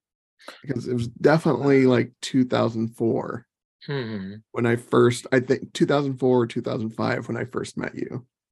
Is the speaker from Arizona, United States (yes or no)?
yes; Phoenix, Arizona, United States; I was born and raised in Phoenix, which is where I am at now.